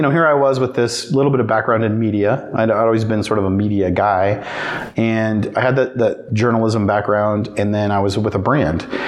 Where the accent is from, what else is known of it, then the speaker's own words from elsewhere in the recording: Riverton, Wyoming, United States; moved away as an adult; back in my hometown of Riverton